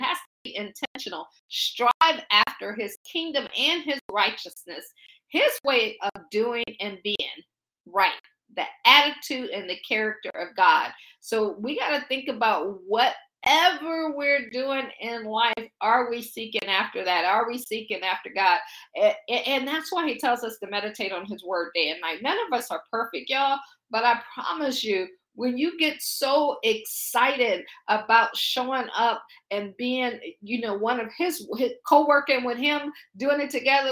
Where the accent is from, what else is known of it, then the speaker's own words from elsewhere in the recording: Akron, Ohio, United States; moved away as an adult; also born or lived in Baltimore / Pittsburgh; now in Washington, D.C., United States; I grew up in the Akron area, as they said, just a kid from Akron.